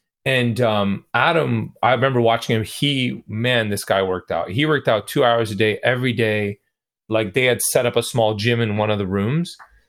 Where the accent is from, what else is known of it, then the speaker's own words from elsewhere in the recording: Toronto, Ontario, Canada; a lot of the musicians that I know growing up in Toronto